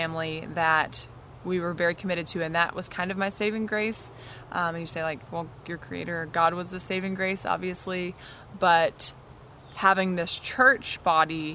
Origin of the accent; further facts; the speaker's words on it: Texas, United States; also born or lived in Louisiana; I was born in Louisiana and shortly thereafter moved to Texas when I was just a few years old. Like three, I believe, right after I turned three, maybe. And we moved to Texas